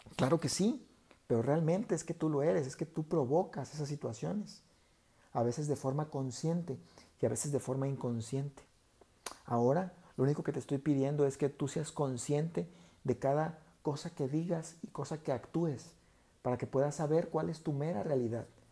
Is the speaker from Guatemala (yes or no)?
no; Mexico; como mexicanos, los mexicanos acá somos muy, eh, pues le, llamamos carrilla cuando hacemos bromas de unos y de otros